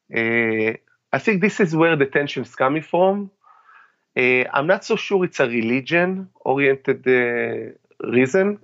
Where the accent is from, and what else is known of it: Israel; now in United States